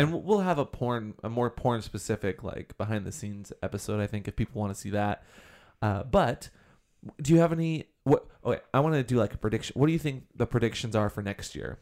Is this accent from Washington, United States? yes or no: yes; Washington, United States; Washington, my home state